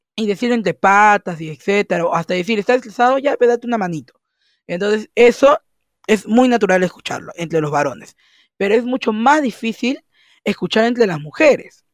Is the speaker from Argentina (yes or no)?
no; Peru; soy de Perú